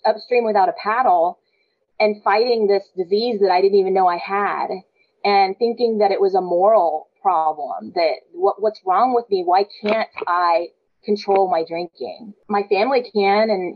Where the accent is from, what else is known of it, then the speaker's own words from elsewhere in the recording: San Antonio, Texas, United States; I'm the youngest of 12 kids. I'm from San Antonio, big Catholic family